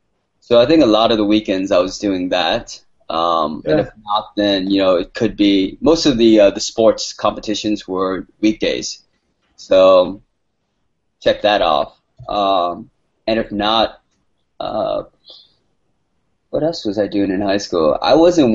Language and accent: English; San Gabriel, California, United States; moved away as an adult; growing up in San Gabriel